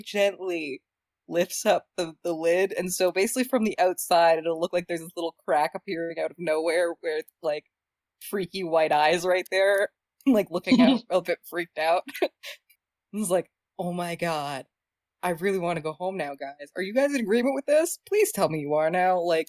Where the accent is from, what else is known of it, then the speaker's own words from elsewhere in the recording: Canada; I'm Canadian.